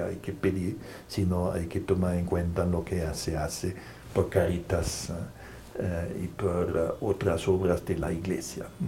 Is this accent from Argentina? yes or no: no; Germany; now in Brussels, Belgium; Yo soy jesuita alemán